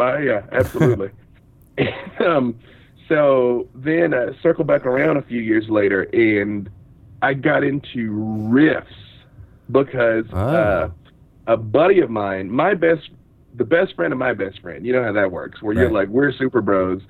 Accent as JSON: {"language": "English", "town": "Little Rock", "region": "Arkansas", "country": "United States", "said": "I'm from the South. I'm from Little Rock, Arkansas"}